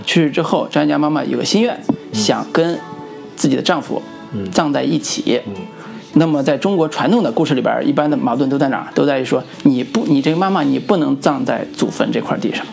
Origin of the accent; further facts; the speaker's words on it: Luoyang, Henan, China; moved away; 我作为在我们洛阳当地